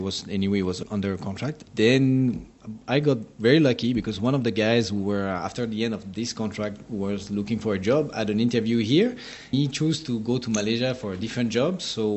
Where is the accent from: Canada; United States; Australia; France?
France; Seine-et-Marne, Île-de-France; moved away as an adult; also born or lived in Saint-Maurice, France; now in Singapore; I was there until I was three years old, and then we moved to another town in the Seine-et-Marne, so it's like 77 department.